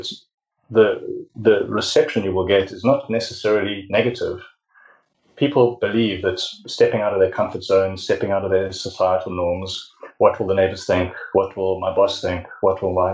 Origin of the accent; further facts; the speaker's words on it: South Africa; I'm from South Africa